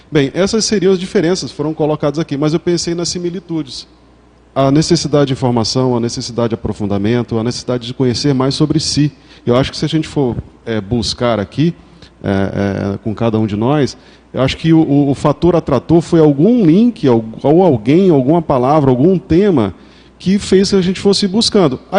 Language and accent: Portuguese; Brazil; a visão que eles têm da ciência é um pouco diferente do, da nossa enquanto brasileiros, né?